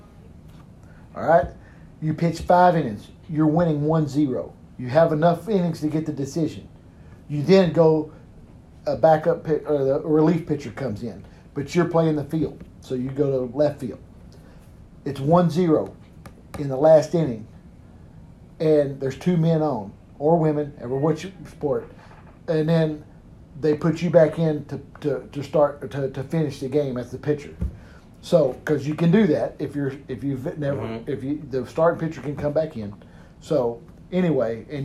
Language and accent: English; South Texas, United States; moved away; when I was growing up in Texas